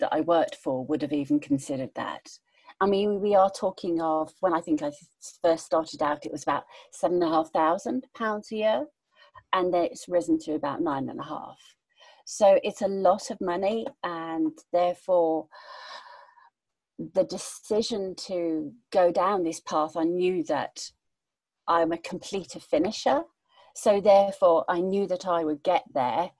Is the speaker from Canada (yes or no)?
no; United Kingdom; moved away as an adult; also born or lived in Abu Dhabi, United Arab Emirates; I'm one British